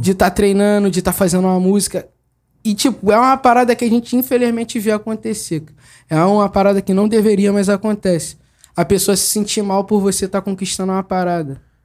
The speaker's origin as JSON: {"language": "Portuguese", "region": "Rio de Janeiro", "country": "Brazil", "said": "sou do Jardim Bangu"}